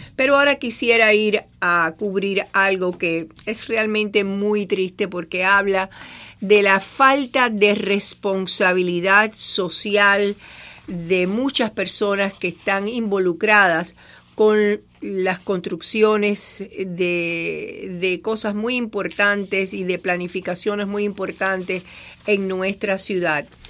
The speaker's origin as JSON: {"language": "Spanish", "country": "Cuba", "tie": "born or raised there", "moved": "yes", "said": "en mi pueblo, en Cuba, le decíamos champola"}